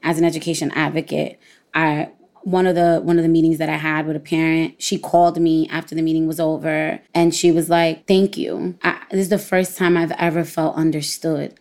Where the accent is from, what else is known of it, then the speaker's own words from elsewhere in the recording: New York City, New York, United States; I'm from Brooklyn, I'm Puerto Rican, my parents speak Spanish